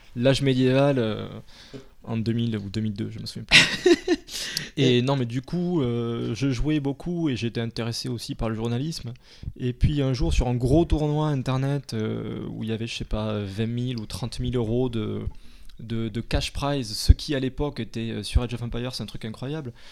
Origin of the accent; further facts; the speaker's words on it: Castres, Occitania, France; now in Paris, France; je suis de de Toulouse, à côté de Toulouse, de Castres